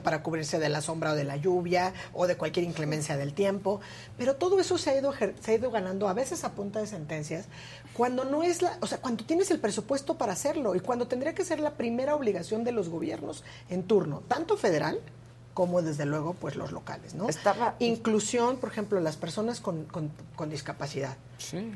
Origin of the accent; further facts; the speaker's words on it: Mexico; como mexicanas y mexicanos